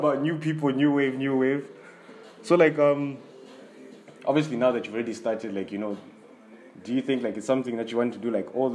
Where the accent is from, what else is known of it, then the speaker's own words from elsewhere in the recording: Zambia; we're both from Zambia